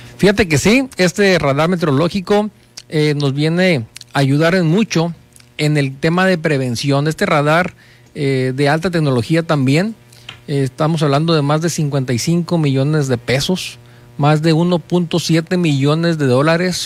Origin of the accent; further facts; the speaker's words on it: Ciudad Constitución, Baja California Sur, Mexico; moved away as an adult; also born or lived in Loreto / La Paz; now in Los Cabos, Mexico; somos de Constitución, somos del Valle, vivimos un tiempo en Loreto